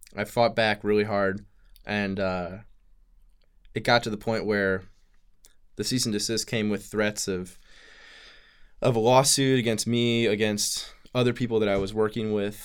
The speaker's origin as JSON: {"language": "English", "town": "St. Louis", "region": "Missouri", "country": "United States", "tie": "born or raised there", "said": "I grew up in St. Louis, Missouri"}